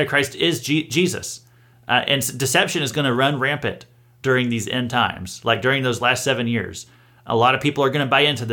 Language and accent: English; Missouri, United States; I'm from Missouri myself